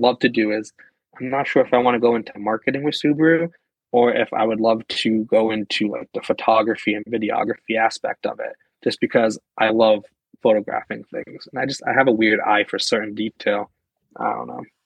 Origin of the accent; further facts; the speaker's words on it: Pennsylvania, United States; moved away as an adult; now in New York, United States; I was originally born and raised in Pennsylvania